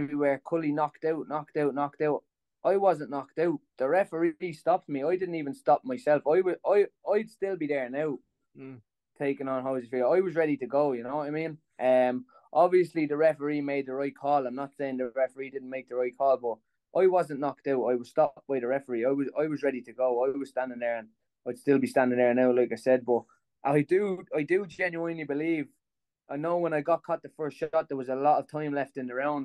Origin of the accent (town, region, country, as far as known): Dublin, Leinster, Ireland; born or raised there